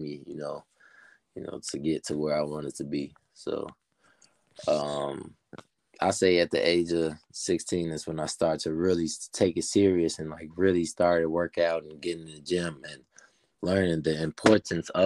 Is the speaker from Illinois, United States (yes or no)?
yes; Dolton, Illinois, United States; also born or lived in Calumet City, Illinois; It is Dalton where I grew up